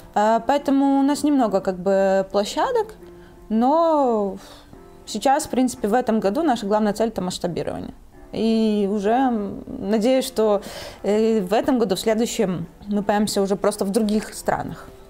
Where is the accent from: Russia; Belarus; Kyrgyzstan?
Belarus; also born or lived in Italy; now in Poland; я из Беларуси.